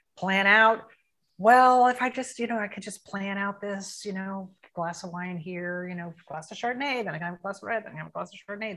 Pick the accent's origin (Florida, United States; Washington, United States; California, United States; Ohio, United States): Florida, United States; Tampa; I am 57 years old and I'm from Tampa, Florida. I've lived in Tampa almost my whole life.